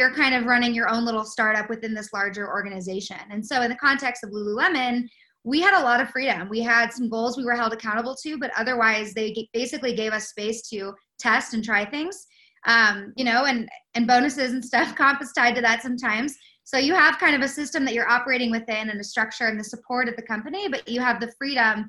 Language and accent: English; West Coast, United States; moved away as an adult; go back to the West Coast to work for a small retail startup called Spiritual Gangster that was based kind of in my hometown